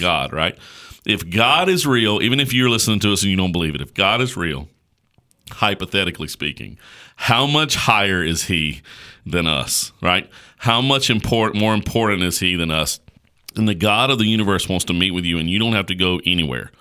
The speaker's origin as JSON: {"language": "English", "country": "United States", "said": "us as American Christians"}